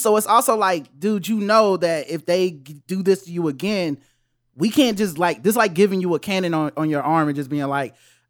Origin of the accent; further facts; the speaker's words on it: the South, United States; maybe it's because I'm from the South, but it don't bother me as much.